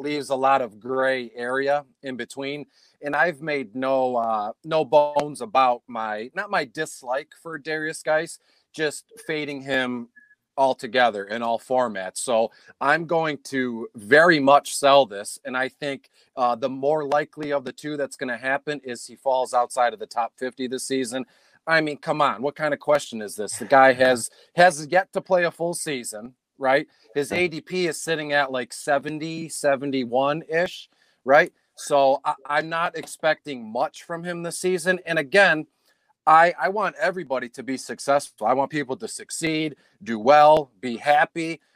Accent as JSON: {"language": "English", "town": "Detroit", "region": "Michigan", "country": "United States", "said": "I'm from Detroit"}